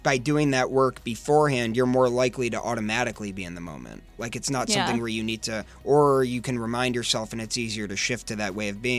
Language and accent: English; West Bloomfield, Michigan, United States; I grew up in West Bloomfield, Michigan